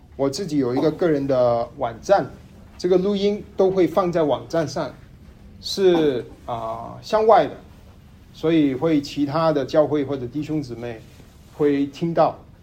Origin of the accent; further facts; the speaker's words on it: Tai'an, Shandong, China; moved away as an adult; now in Dallas, United States; 我家乡是山东泰安，呃，山泰山那个地方的泰安。然后我在达拉斯，呃，十年，啊，我是一二年来beauty达拉斯那个读书，后来毕业在那边工作，一直在，在这边